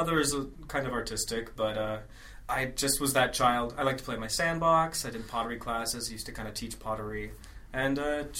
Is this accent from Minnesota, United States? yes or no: yes; Minnesota, United States; moved away as an adult; I grew up in, Minnesota.